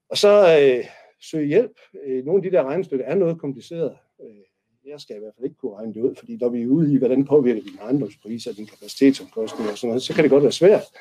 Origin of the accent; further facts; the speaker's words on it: North Jutland, North Denmark Region, Denmark; nu er jeg jo nordjyde